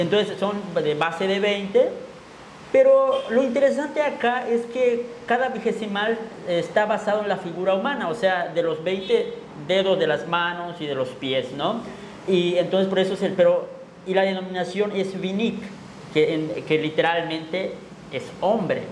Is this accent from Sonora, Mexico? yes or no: no; Chiapas, Mexico; el indígena Tzotzil